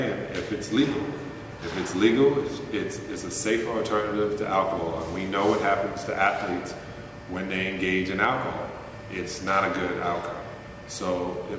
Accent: United States; being American and a capitalist

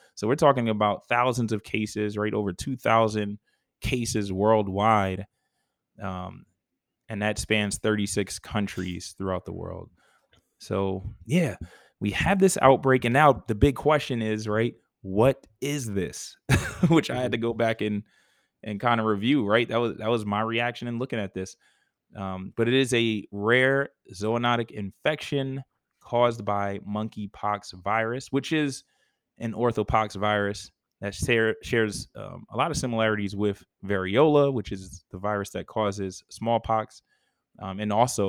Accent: New York, United States; now in Georgia, United States; I'm a New Yorker at heart.

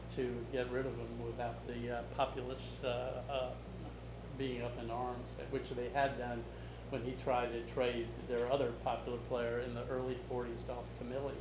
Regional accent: the South, United States; I grew up in the South

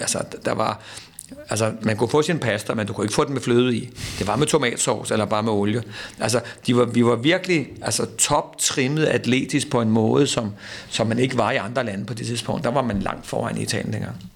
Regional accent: Denmark; vi danskere

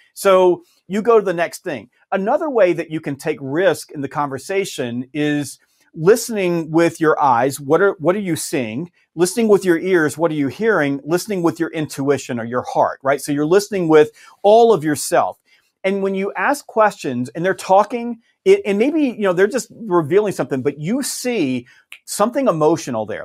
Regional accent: the South, United States; I'm from the South

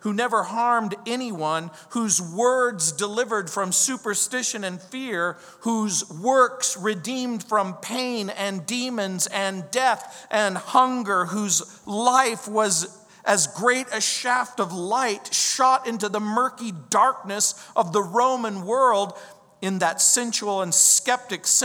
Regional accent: New Orleans, Louisiana, United States; that's where I'm from. I was born in New Orleans

